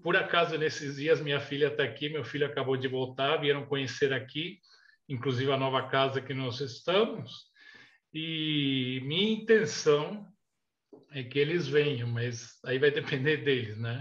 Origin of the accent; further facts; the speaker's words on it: Chile; moved away as an adult; also born or lived in Brazil / United States; now in Portugal; eu nasci no Chile há 66 anos. Fiquei até os 19 anos no Chile, quando mudei para o Brasil com meus pais